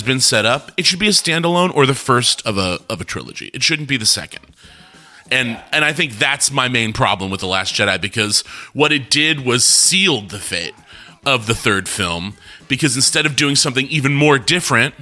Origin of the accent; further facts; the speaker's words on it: Los Angeles, California, United States; I'm from Hollywood